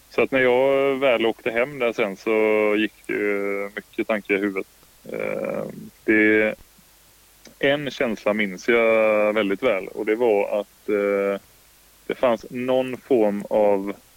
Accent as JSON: {"language": "Swedish", "region": "Kalmar County", "country": "Sweden", "also_born_or_lived": "Stockholm", "moved": "yes", "said": "jag är från Öland"}